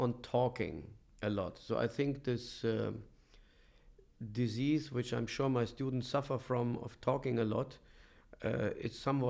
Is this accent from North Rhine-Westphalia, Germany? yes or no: yes; Bonn, North Rhine-Westphalia, Germany; And I was born in Germany, in Bonn. And that's where I spent my childhood, where I grew up.